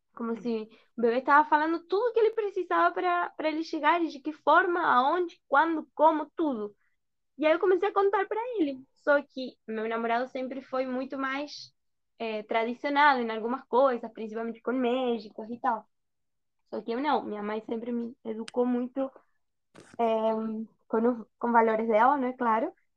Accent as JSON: {"language": "Portuguese", "region": "Buenos Aires", "country": "Argentina", "also_born_or_lived": "Brazil", "second_language": "Portuguese", "moved": "as an adult", "lives_now": "Algarve, Portugal", "said": "eu sou da Argentina, da Argentina, Buenos Aires."}